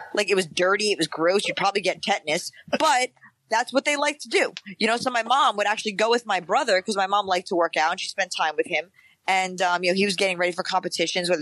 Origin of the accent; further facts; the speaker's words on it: New York City, New York, United States; growing up in the Bronx